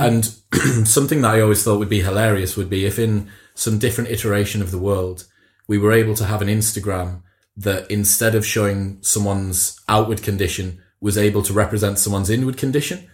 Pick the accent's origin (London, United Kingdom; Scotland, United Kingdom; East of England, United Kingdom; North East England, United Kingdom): North East England, United Kingdom; Teesside; both northern lads, like we're both from Teesside, like it's not the sort of place that I heard meditation talked about an awful lot as I grew up.